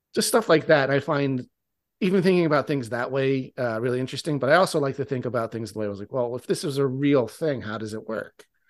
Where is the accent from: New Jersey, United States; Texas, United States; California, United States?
New Jersey, United States; I live in South Jersey, and I grew up in South Jersey, which is where the Pine Barrens are